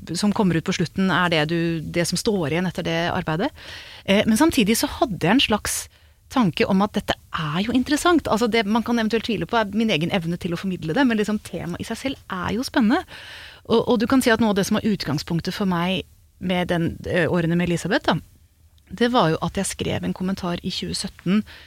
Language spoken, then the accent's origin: Norwegian; Hokksund, Buskerud, Norway; gikk liksom rundt langs åkeren hjemme i Hokksund